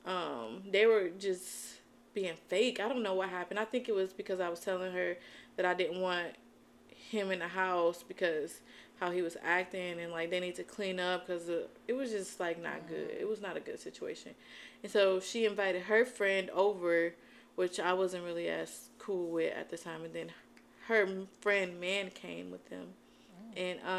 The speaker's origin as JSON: {"language": "English", "town": "Albion", "region": "Michigan", "country": "United States", "tie": "born or raised there", "also_born_or_lived": "Ypsilanti", "moved": "as an adult", "said": "My mom stayed in my hometown, which is Albion, and all my family was there"}